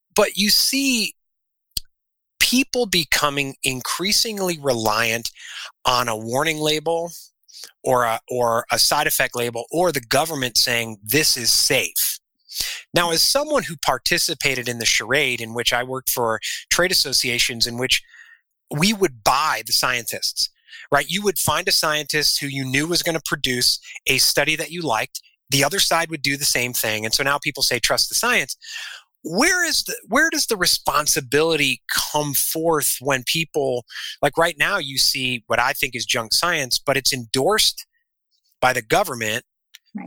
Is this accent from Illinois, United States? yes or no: yes; Illinois, United States; moved away as an adult; also born or lived in South Carolina; now in Arizona, United States; we're originally from Illinois